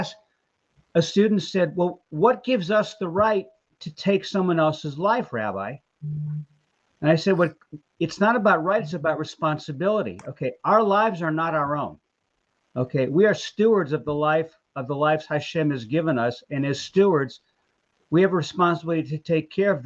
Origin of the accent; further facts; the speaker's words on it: Texas, United States; now in Columbus, United States; I am a Texan